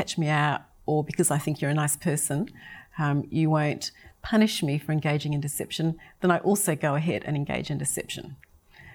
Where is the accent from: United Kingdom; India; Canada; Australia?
Australia; South Australia; my voice does rise when I talk because I come from South Australia.